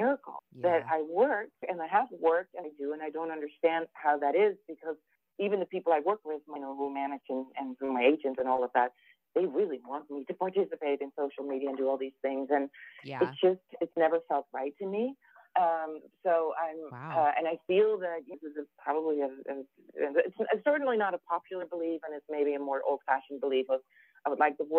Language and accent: English; Amsterdam, North Holland, Netherlands; now in New York City, United States; as a European and as somebody who was born and raised in Amsterdam